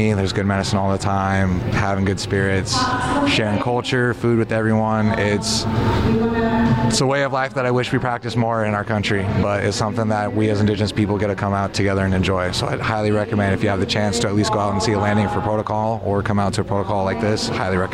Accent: Tulalip Indian Reservation, Washington, United States; I grew up on the Tulip Indian Reservation, but I'm a member of the Upper Skagit Indian Tribe with lineage to the Swinomish as well

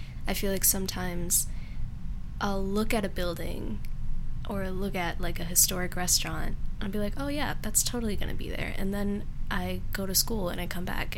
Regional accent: Seattle, Washington, United States; I actually had my first years here in South Lake Union

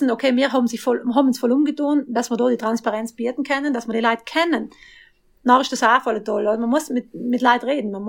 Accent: Trentino-Alto Adige, Italy; Bei uns in Südtirol sind da wirklich voll dahinter.

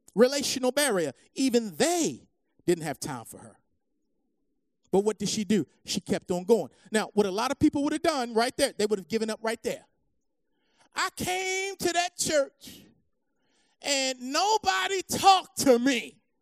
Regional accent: United States; As American believers

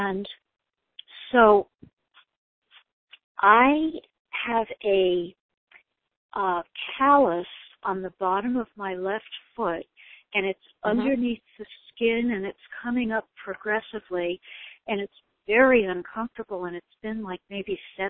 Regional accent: Hawaii, United States; now in Seattle, United States; Well, I was from Hawaii once. I've been in Seattle many years.

